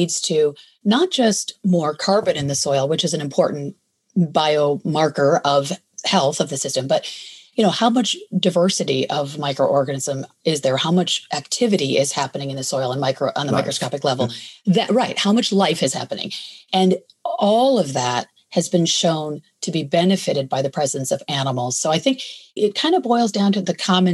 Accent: Michigan, United States; moved away as an adult; also born or lived in New York City; now in California, United States; I grew up in a suburban part of Michigan

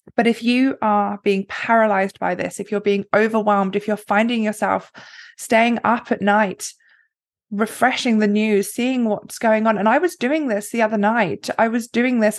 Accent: England, United Kingdom; I was born in England, the middle class family.

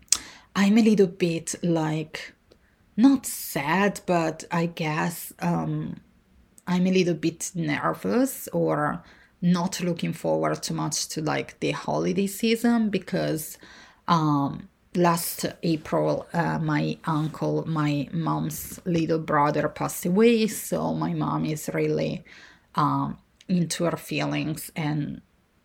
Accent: Italy; born or raised there; moved away

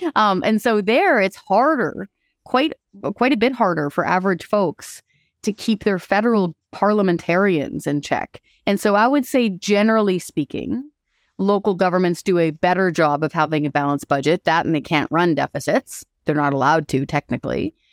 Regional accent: Hope, British Columbia, Canada; moved away; also born or lived in Courtenay, Vancouver Island / Ottawa; I grew up in Hope

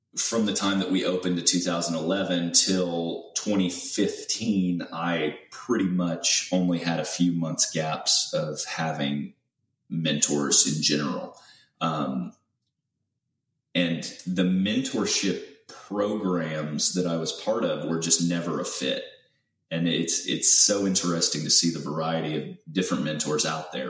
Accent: Central Illinois, United States; moved away as an adult; now in Houston, United States; I'm originally from Central Illinois, and uh, I was born and raised there. Spent about 18 years there

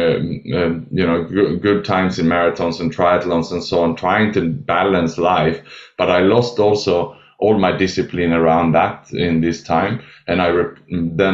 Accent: Sweden; also born or lived in Australia; now in Southeast Asia; So I was born in Sweden, educated in Australia, and then I lived and worked the last 20 years in Southeast Asia

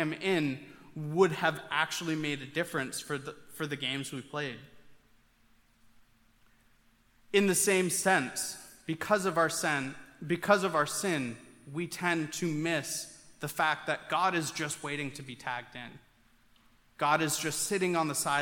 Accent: Maine, United States; growing up in Maine

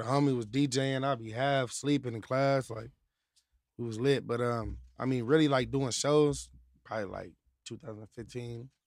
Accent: Apple Valley, California, United States; also born or lived in Victorville; I'm from Victorville, like Apple Valley. I'm from Apple Valley

